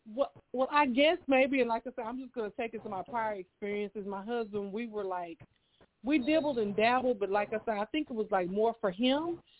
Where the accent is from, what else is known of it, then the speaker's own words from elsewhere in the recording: Houston, Texas, United States; I am from Houston, Texas